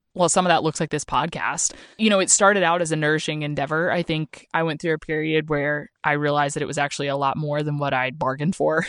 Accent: Oklahoma, United States; moved away; I'm from Oklahoma

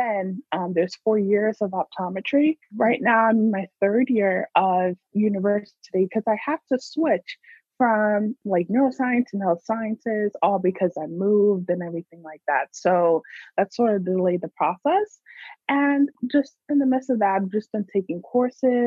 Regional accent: New York, United States; now in California, United States; I was born in New York too

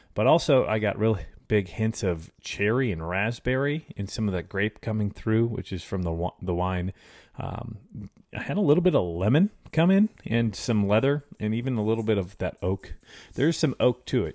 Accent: Chicago, Illinois, United States; I grew up in Chicago in the early nineties.

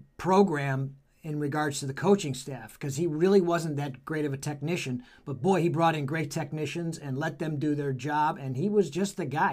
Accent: Beachwood, Ohio, United States; I came from Beechwood

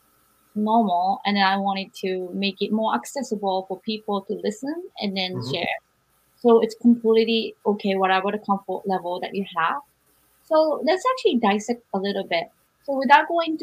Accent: Japan; moved away as an adult; also born or lived in Berkeley; when I was growing up in Japan

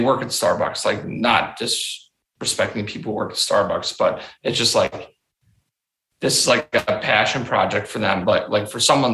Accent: Chicago, Illinois, United States; also born or lived in Newport News, Virginia / Tacoma, Washington / Alabama; I was raised here. I was lucky enough. I grew up in Chicago

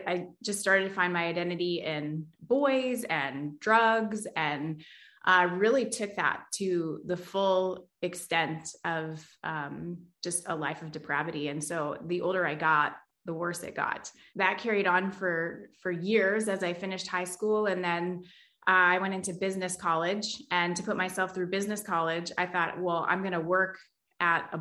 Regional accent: Toronto, Ontario, Canada; I was born in Scarborough, Ontario, and actually my husband was born in Scarborough, Ontario as well

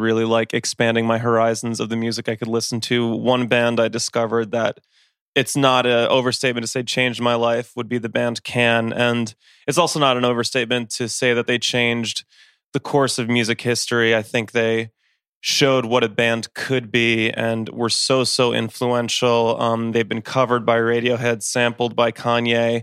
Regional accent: Westchester, New York, United States; I grew up in Westchester, New York

